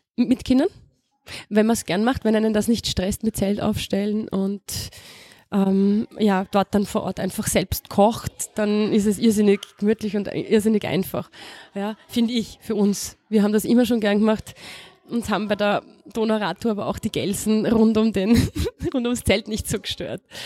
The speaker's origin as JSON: {"language": "German", "region": "Vienna", "country": "Austria", "also_born_or_lived": "El Alto, Bolivia", "said": "Ich komme aus der Gegend, aus Aspern"}